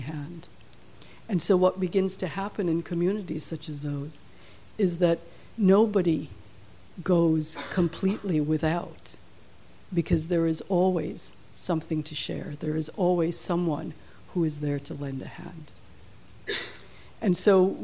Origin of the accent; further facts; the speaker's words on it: Jamaica; moved away; I'm from Jamaica